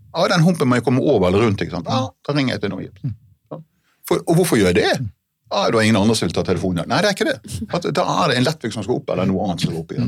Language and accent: Norwegian; Hardanger, Vestland, Norway; i Hardanger, der jeg kommer fra.